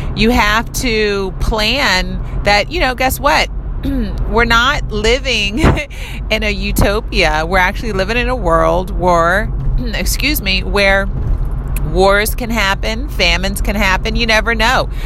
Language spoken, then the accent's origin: English; United States; I was born here in America